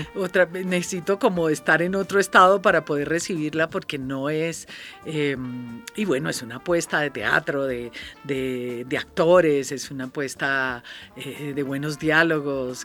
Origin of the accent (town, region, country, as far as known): Colombia